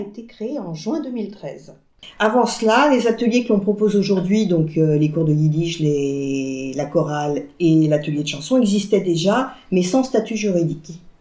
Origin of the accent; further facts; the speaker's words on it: France; also born or lived in Paris; now in Rennes, France; je suis née en France. Euh, je parle français